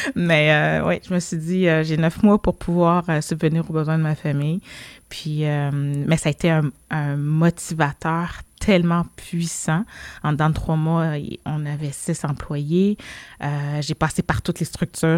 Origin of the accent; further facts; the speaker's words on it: Montreal, Quebec, Canada; also born or lived in Laval; je suis née ici, je suis née à Montréal, dans le quartier de Saint-Michel. Euh, puis quand mes parents, ils ont déménagé, dans le fond, sur la rive nord, à Laval